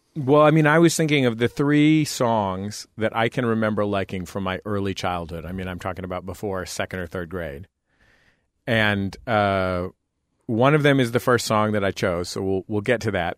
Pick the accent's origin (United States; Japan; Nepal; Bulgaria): United States; San Francisco, California; also born or lived in Santa Cruz, California; I grew up in the Mission District in San Francisco